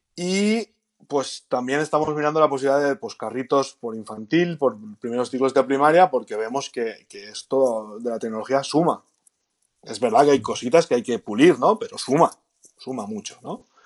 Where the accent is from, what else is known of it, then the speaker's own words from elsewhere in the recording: Galicia, Spain; Como buen gallego